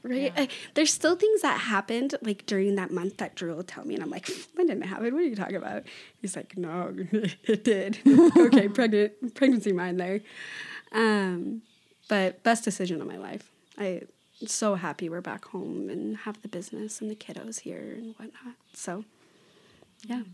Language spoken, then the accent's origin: English; Oregon, United States; I was from Oregon